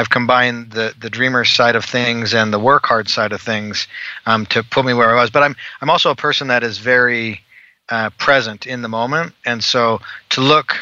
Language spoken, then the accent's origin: English; Calgary, Alberta, Canada; moved away as an adult; now in Utah, United States; I'm originally from Calgary, Alberta, Canada